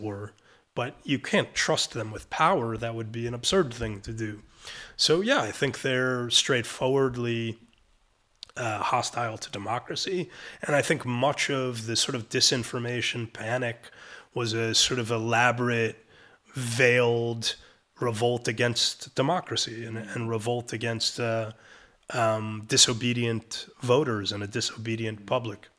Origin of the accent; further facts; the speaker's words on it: New York City, New York, United States; moved away as an adult; now in Israel; I'm a Brooklyn boy and I'm, I'm an American.